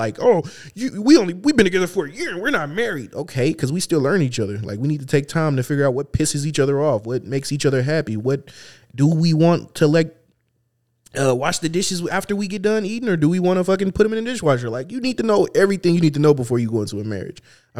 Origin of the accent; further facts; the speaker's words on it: United States; I'm an American.